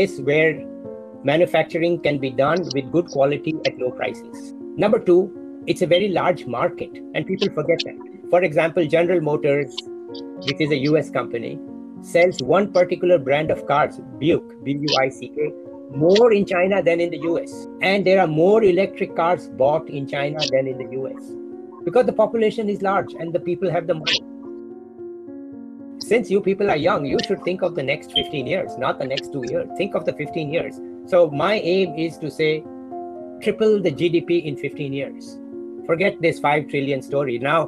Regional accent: Jaipur, Rajasthan, India; also born or lived in Delhi; I came back to Jaipur, my hometown, to teach at Rajasthan University

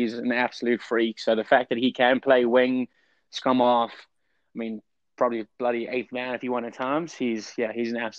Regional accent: Durban, KwaZulu-Natal, South Africa; also born or lived in Atlanta, United States; now in Utah, United States; I'm from Durban. Yep. So English boy, Durban, grew up by the beach

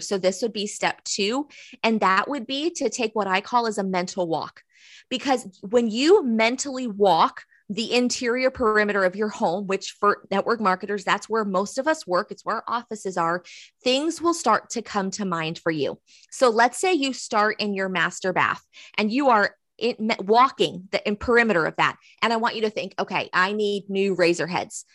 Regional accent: Southeastern North Carolina, United States; I'm from Southeastern North Carolina. So if I look to my right a couple of blocks, I see the river. And if I go left a couple of miles, I have the ocean. So I've grown up here

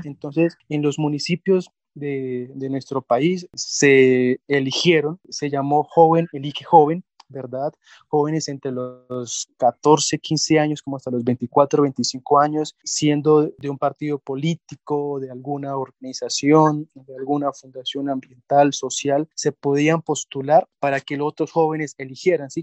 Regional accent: Colombia; Colombia es un país afortunado por todo. Somos ricos en biodiversidad

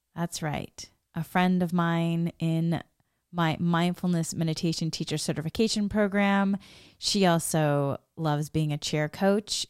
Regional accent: Massachusetts, United States; moved away as an adult; also born or lived in Boston; now in Los Angeles, United States; I grew up in Massachusetts and New England. I love Massachusetts and New England. I had been living in Boston before I moved.

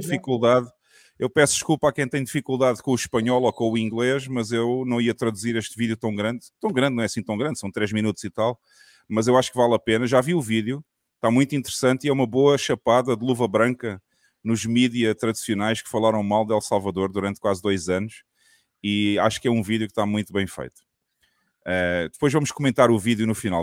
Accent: southern Portugal, Portugal; a minha cidade, lá no sul de Portugal.

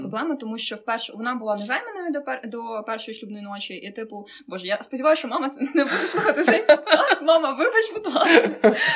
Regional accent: Mykolaiv, Mykolaiv Oblast, Ukraine; Я вірменка за національністю. От і, хоча я там народилася, вижила в Миколаєві

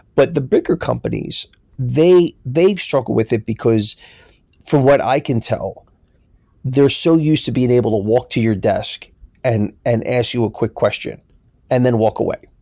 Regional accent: Philadelphia, Pennsylvania, United States; now in New York, United States; growing up in Philly

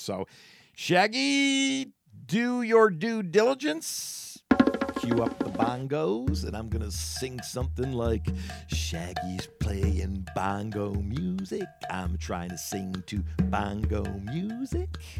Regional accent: Solon, Ohio, United States; Growing up in Solon, Ohio

